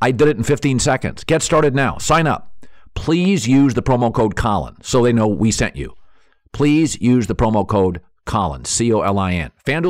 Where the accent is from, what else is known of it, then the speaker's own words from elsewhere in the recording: Pacific Northwest, United States; I wanted to be the voice of the Seattle Mariners because I grew up in the Pacific Northwest, as many of you know.